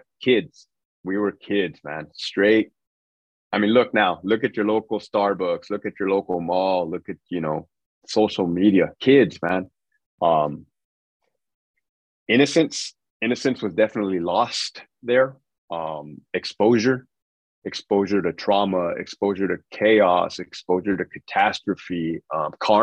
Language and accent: English; Brawley, California, United States; moved away as an adult; I'm from Brawley, California, small town in the Imperial Valley